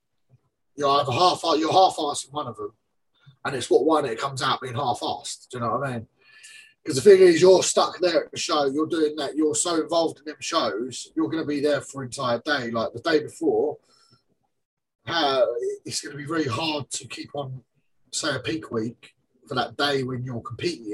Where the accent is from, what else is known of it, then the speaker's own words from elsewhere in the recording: England, United Kingdom; I'm English